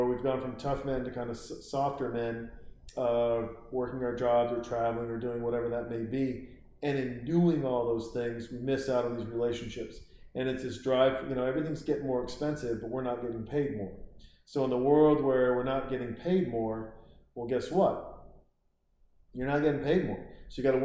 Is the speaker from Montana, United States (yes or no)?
yes; Montana, United States; I was born and raised in Montana